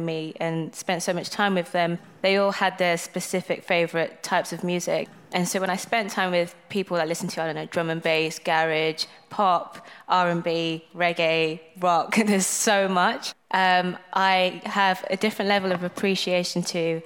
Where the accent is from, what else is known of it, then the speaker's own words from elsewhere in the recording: Birmingham, West Midlands, United Kingdom; So I was born in City Hospital, Dudley Road. From Birmingham